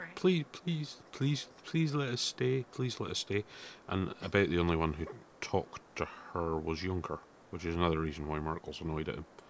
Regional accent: Scotland, United Kingdom; I'm proud of being Scottish

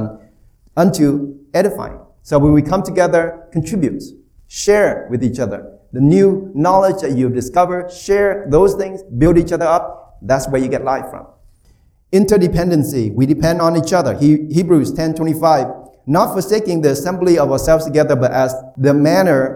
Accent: Bay Area, California, United States; I'm from California. Bay Area

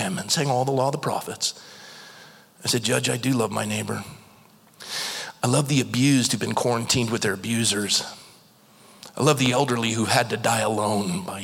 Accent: United States; I'm a Christian and I'm an American

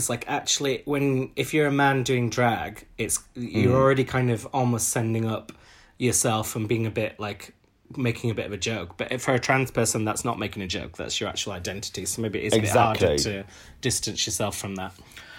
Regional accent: Huddersfield, Yorkshire and the Humber, United Kingdom; I grew up in Huddersfield

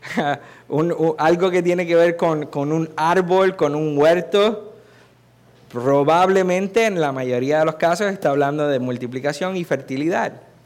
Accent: Puerto Rico; Si soy culpable de algo es de haber nacido y haber sido nacido y criado aquí

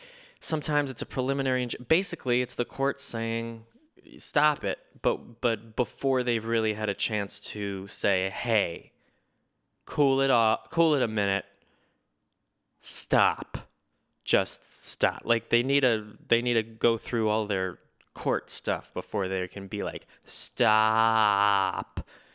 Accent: United States; I will continue to read things that I do not understand because I'm an American and I get to.

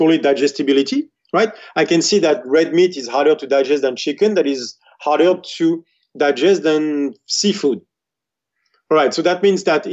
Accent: France; growing up in France, the best place is when my grandmother is cooking and I'm talking to her.

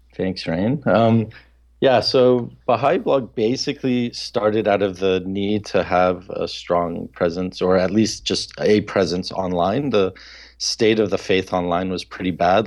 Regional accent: Papua New Guinea; a couple of really close friends that I grew up with in Papua New Guinea

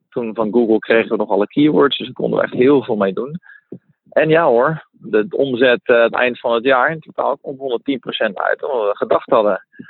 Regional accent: Netherlands; moved away as an adult; also born or lived in Mexico; now in Spain; Ik ben geboren in Nederland.

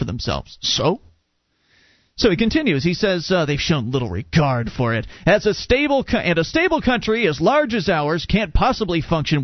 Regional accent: United States; I'm an American. I was born and raised here

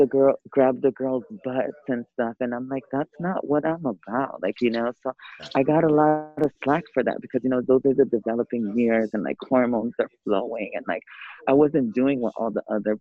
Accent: San Diego, California, United States; I'm from San Diego, California.

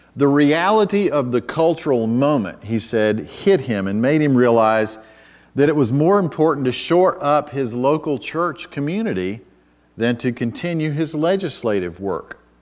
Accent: United States; as an American

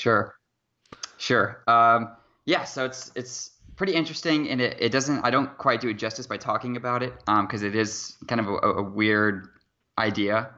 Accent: near Seattle, Washington, United States; I'm from Seattle, Washington, or at least a small town about twenty-five minutes away from Seattle, Washington.

